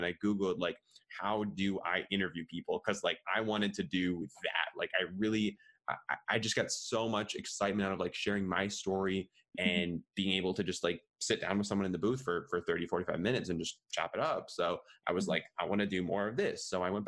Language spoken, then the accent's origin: English; Minneapolis, Minnesota, United States; also born or lived in Madison, Wisconsin; born and raised in the Midwest. I've grown up in Minneapolis, Minnesota my whole life